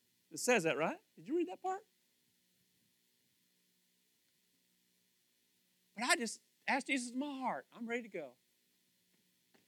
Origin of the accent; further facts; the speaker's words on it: Kentucky, United States; I'm from Kentucky